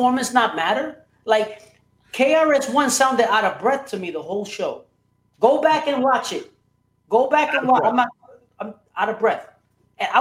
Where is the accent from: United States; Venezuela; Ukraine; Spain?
United States; New York City, New York; I'm from Brooklyn